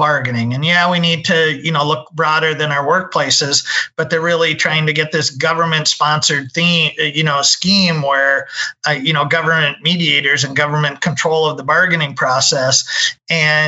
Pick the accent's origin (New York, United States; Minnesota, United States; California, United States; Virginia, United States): Minnesota, United States; I'm from Minnesota, so that's kind of where I got my start